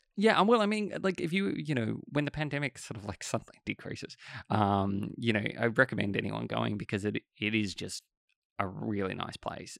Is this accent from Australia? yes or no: yes; Australia; it's the same in Australia because, you know, English is our, l, our language